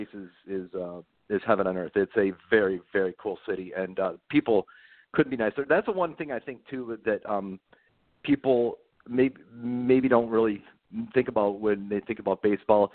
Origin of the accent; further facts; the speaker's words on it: Detroit, Michigan, United States; we're from Detroit, so we're Tigers fans.